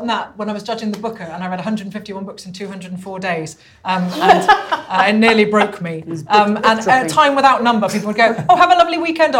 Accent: Birmingham, West Midlands, United Kingdom; Because I am from Birmingham

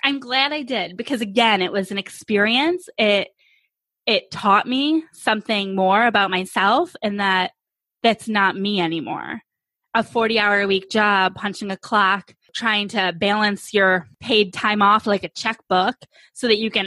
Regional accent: New York, United States; now in Phoenix, United States; I'm from New York State. We now though live in Phoenix

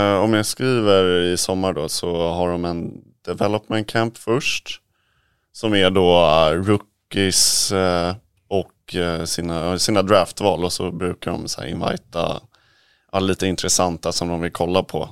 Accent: Sweden; moved away; Vi är ju några svenskar där

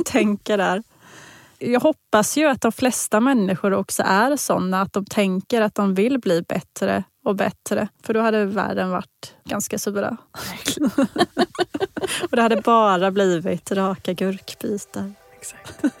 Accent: Sweden; jag var ju första svensk och fortfarande enda svensk som har fått representera vårt land

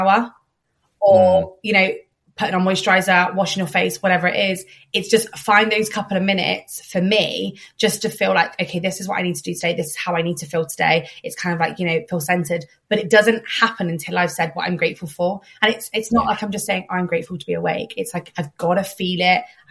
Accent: Plymouth, South West England, United Kingdom; also born or lived in Cornwall; now in London, United Kingdom; Plymouth is where I was born and raised, but then we all moved down to Cornwall

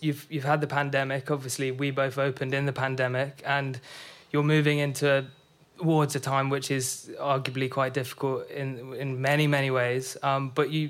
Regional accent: London, United Kingdom; I'm from North London

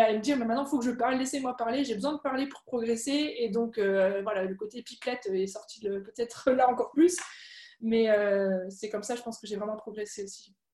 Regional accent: Alsace, Grand Est, France; first language French; moved away as an adult; also born or lived in Germany; now in Paris region, France; j'ai grandi en Alsace

